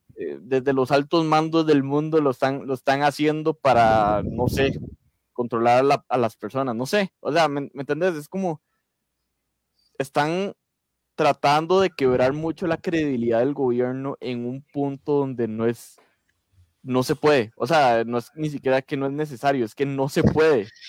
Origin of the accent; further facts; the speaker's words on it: Costa Rica; como buen tico